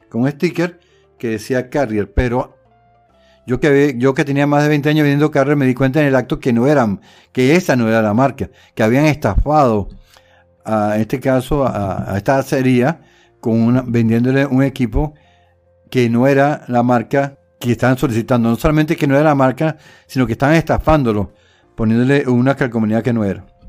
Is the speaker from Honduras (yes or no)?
no; Caracas, Capital District, Venezuela; moved away as an adult; also born or lived in Puerto Ordaz; yo eh, soy de Caracas y me desarrollé, después que salí de la universidad fui a trabajar a, Puerto Ordaz